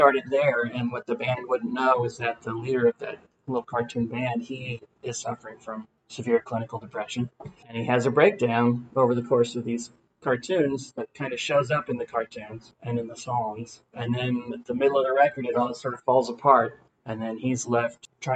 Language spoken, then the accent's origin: English; Atlanta, Georgia, United States; also born or lived in Massachusetts; I was born and raised here in Atlanta, which is rare.